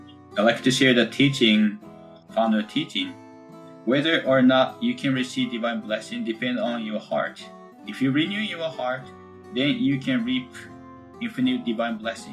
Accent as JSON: {"language": "English", "town": "Konko", "region": "Okayama", "country": "Japan", "tie": "born or raised there", "second_language": "English", "moved": "yes", "lives_now": "Honolulu, United States", "said": "I raised in Konko town and my mother living in Konko town"}